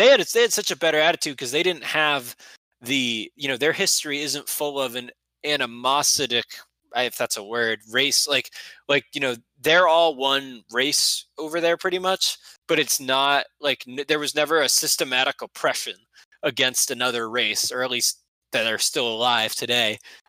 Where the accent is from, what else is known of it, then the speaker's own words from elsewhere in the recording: Atlanta, Georgia, United States; I'm from Atlanta.